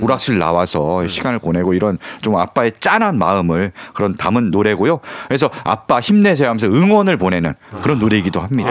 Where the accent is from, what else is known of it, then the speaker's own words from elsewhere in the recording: Seoul, South Korea; 저도 사실은 고향이 서울이거든요